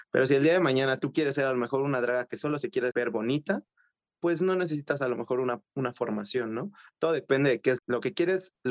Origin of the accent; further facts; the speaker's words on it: Coacalco, State of Mexico, Mexico; yo soy del Estado de México, de Coacalco, eh, y en ese antro por ahí del 2016, si no mal recuerdo, gané un concurso para hacer la imagen de ese lugar.